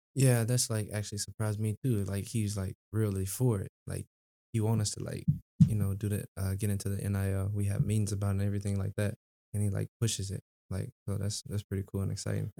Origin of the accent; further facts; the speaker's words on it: Memphis, Tennessee, United States; now in East Lansing, United States; I'm from Memphis